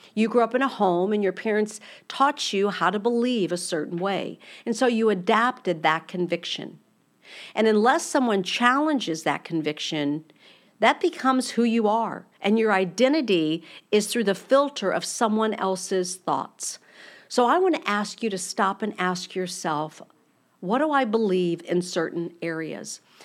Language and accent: English; United States